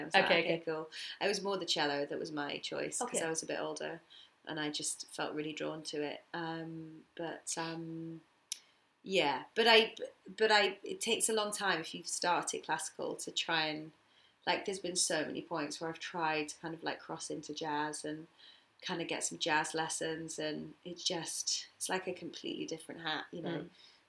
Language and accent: English; United Kingdom; and I'm like, British. So I'm not English, yeah, so it still sounds like me, obviously.